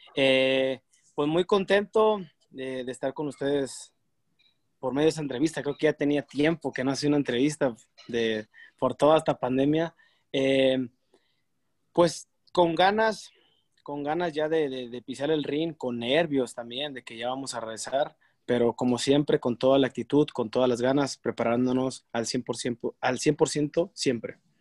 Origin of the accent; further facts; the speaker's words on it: Mexico; uno como mexicano